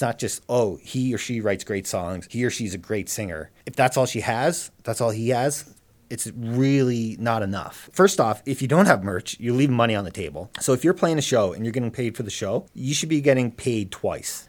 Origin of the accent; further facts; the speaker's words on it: Cape Breton, Nova Scotia, Canada; moved away; I'm from Cape Breton originally